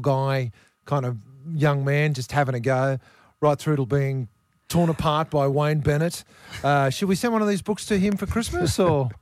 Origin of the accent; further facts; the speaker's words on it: New South Wales, Australia; I'm from New South Wales